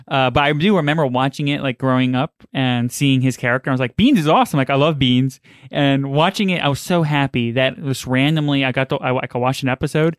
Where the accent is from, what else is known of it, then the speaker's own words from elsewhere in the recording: New York City, New York, United States; I grew up in New York and Queens